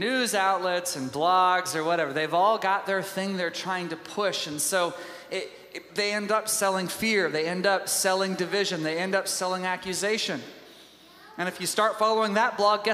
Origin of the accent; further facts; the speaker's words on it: Tyler, Texas, United States; I was raised in Tyler, Texas.